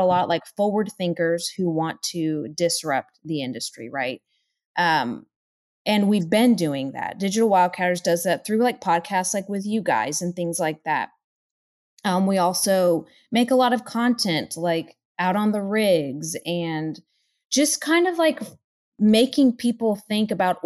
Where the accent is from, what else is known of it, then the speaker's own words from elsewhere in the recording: Houston, Texas, United States; I'm just from the Houston area. I've lived here pretty much my whole life